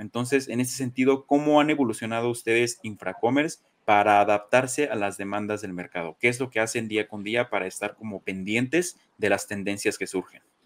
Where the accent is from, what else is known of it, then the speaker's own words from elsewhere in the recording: Mexico; Soy mexicano, crecí con papás mexicanos